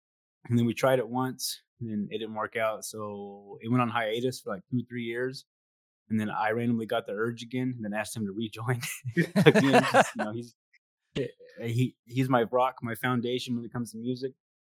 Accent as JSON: {"language": "English", "town": "Knoxville", "region": "Tennessee", "country": "United States", "said": "We're from Knoxville, Tennessee, too, not Memphis."}